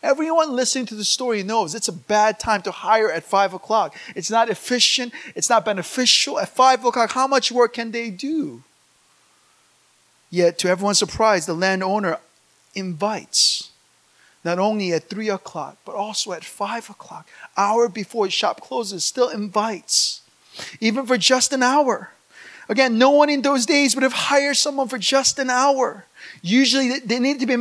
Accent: Virginia, United States; moved away; I grew up in America.

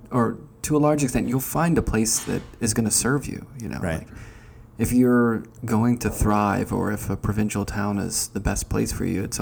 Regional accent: Northeast, United States; moved away; I'm from the Northeast

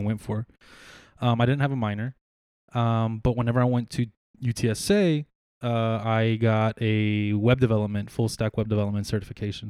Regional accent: San Marcos, Texas, United States; born or raised there; also born or lived in San Antonio, Texas

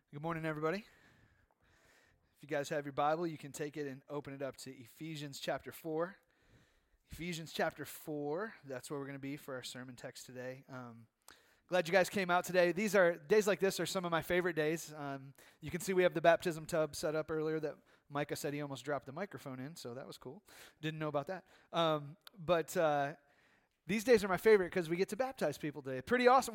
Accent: United States; American Christians

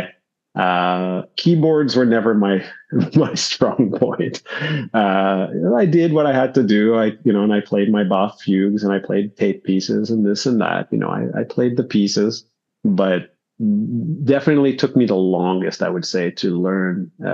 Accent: Montreal, Quebec, Canada; I grew up in Montreal

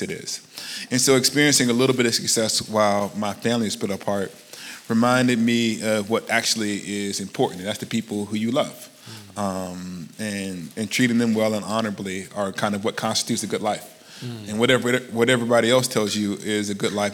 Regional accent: Alabama, United States; moved away; I'm from Alabama. And I grew up in the shadow of the civil rights movement.

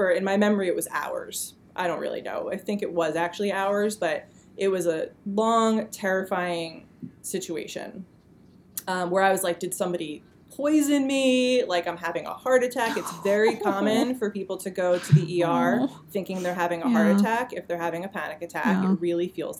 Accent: New Jersey, United States; also born or lived in Boulder, Colorado; now in New York, United States; I'm originally from New Jersey

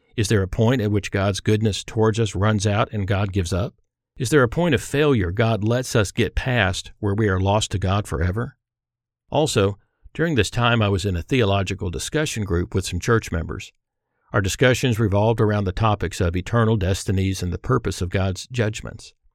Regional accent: Irving, Texas, United States; I grew up in Irving, Texas, where we'd moved for my father to pursue a career in commercial aviation

